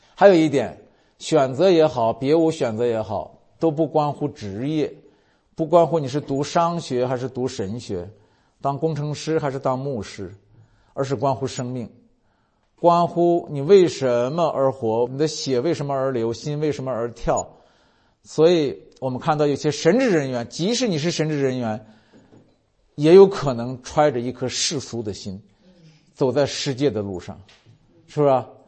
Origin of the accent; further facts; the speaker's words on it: China; 我们如果作为中国人